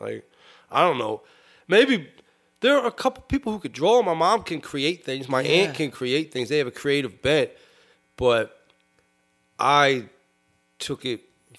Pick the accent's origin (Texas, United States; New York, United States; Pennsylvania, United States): Pennsylvania, United States; Sharon Hill; I'm from Sharon Hill, and Sharon Hill's in Delco. I'm from Delco.